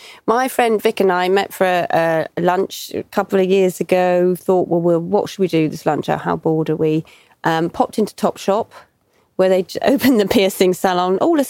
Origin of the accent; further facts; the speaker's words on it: Cornwall, South West England, United Kingdom; I was just 15 and I came to London from Cornwall on my own on the train.